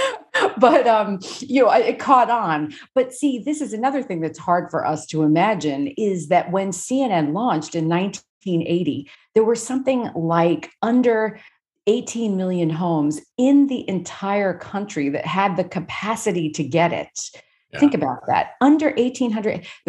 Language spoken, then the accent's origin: English; New York City, New York, United States; I grew up in Brooklyn